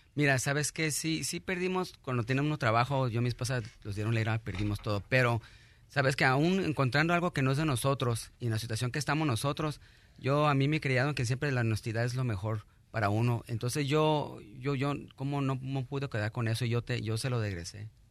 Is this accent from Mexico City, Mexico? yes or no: no; Rosarito, Baja California, Mexico; now in United States; Yo soy de Rosarito, Baja California